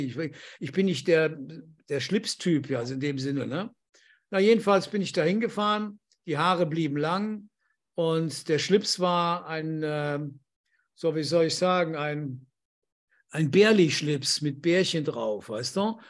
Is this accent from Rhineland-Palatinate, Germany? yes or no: yes; Andernach, Rhineland-Palatinate, Germany; moved away as an adult; also born or lived in Düren / Pertisau, Austria; ich bin in Düren geboren, aber aus Andernach